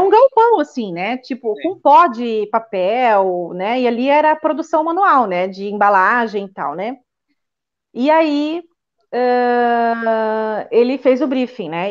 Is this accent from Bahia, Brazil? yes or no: no; Joinville, Santa Catarina, Brazil; moved away as an adult; also born or lived in Lisbon, Portugal; now in Portugal; eu sou natural de Joinville, Santa Catarina, e estou aqui em Portugal há 14 anos.